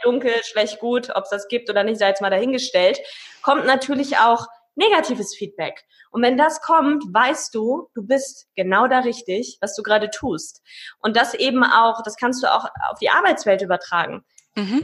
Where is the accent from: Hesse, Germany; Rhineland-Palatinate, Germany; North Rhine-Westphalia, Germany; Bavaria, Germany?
North Rhine-Westphalia, Germany; Paderborn; Paderborner Pilz, da wo ich herkomme